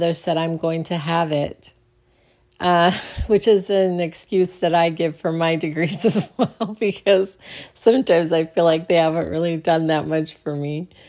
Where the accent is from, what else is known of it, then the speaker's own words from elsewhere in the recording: Phoenix, Arizona, United States; All right, so I grew up in Arizona in Phoenix, on the west side of Phoenix, which was kind of the wrong side of the tracks in a way. Really close to Glendale, Arizona.